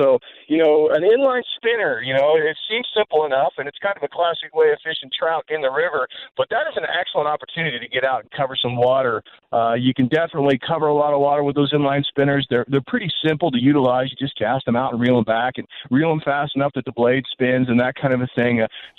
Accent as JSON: {"language": "English", "region": "Colorado", "country": "United States", "tie": "born or raised there", "said": "as a kid growing up in Colorado"}